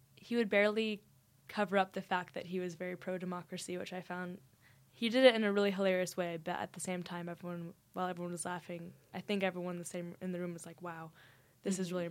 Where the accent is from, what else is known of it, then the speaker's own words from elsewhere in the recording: Dallas, Texas, United States; moved away as an adult; now in St Andrews, United Kingdom; I am from Dallas, Texas